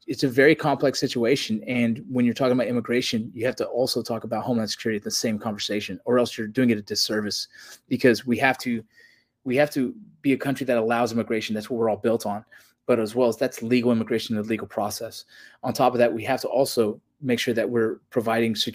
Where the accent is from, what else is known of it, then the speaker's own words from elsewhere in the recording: Los Angeles, California, United States; I grew up in Los Angeles, California